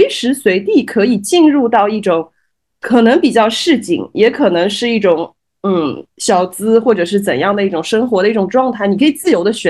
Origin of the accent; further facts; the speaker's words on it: Shanghai, China; 我我出生在长宁区，就中山公园那一带，我到现在还是生活在那边。